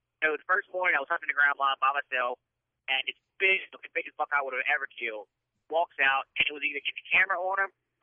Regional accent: Louisiana, United States; I'm from Louisiana

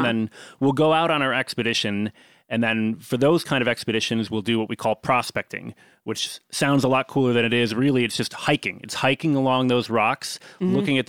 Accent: outside of Chicago, Illinois, United States; I grew up outside of Chicago.

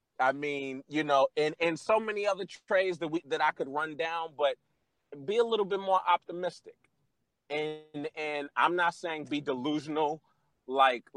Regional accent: New York City, New York, United States; I'm from Brooklyn. Born and raised, still got a house there

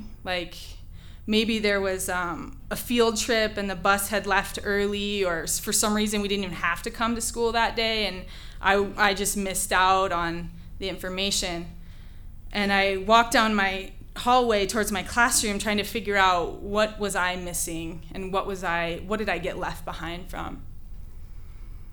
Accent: central Washington state, United States; I grew up in the middle of 80 acres of cherry trees in the vast agricultural landscape of central Washington state

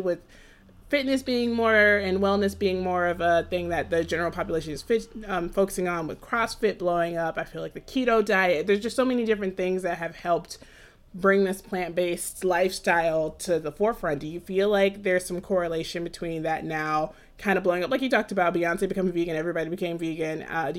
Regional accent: Jamaica; I'm Jamaican and I'm also vegan

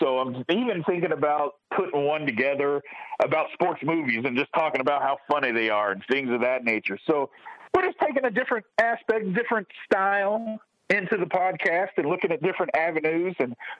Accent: Louisville, Kentucky, United States; And since, you know, we grew up in Louisville, everybody's a Louisville fan, so we loved it.

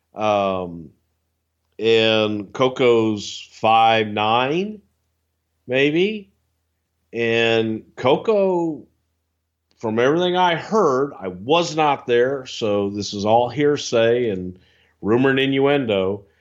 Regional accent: the South, United States; I'm from the South

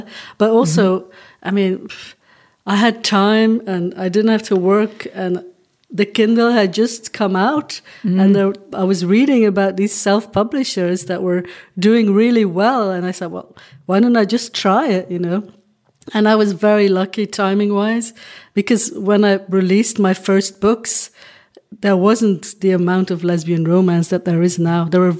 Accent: Flanders, Belgium; first language Dutch; English is a second language; also born or lived in Hong Kong; Well, I think it's because I'm from Belgium, right? But when I started writing, I lived in Hong Kong. Mm. And I knew I was going to write in English. My mother tongue is Dutch.

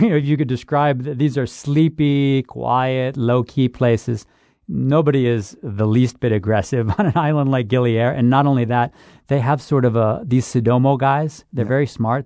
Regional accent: Buffalo, New York, United States; I'm from Buffalo too, Rick. So I'm I'm a Buffalo, New York boy

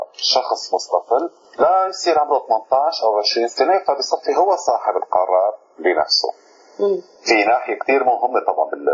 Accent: Syria; عندنا في سوريا

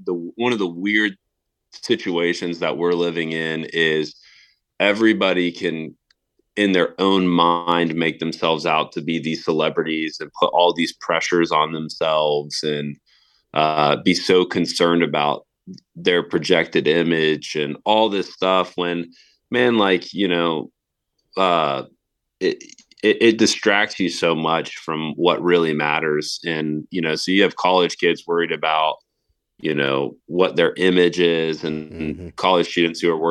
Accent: Tallahassee, Florida, United States; as a high schooler and college student right here in my hometown

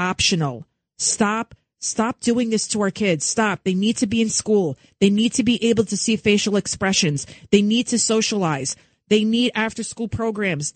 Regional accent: New York City, New York, United States; also born or lived in Yonkers, New York; I'm from the Bronx till I was 15. Then we moved to Yonkers, the east side of Yonkers

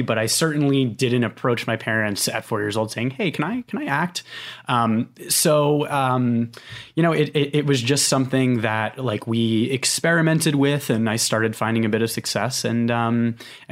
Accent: Connecticut, United States; now in New York, United States; I'm originally from Connecticut. I live in New York now. I've spent my entire life here on the East Coast

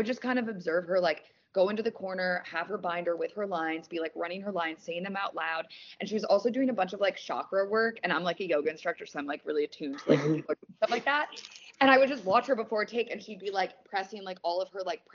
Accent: Wisconsin, United States; now in Los Angeles, United States; I'm from Wisconsin.

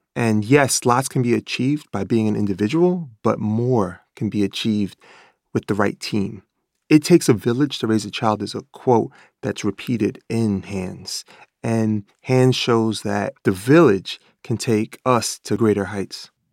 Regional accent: New York City, New York, United States; I grew up in Bread Hook Projects, Life Magazine called it the crack capital of the United States of America

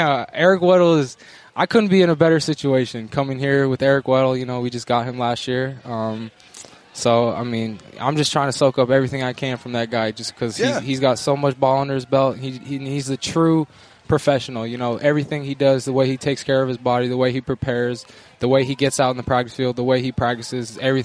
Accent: Bellingham, Washington, United States; Yeah, Bellingham.

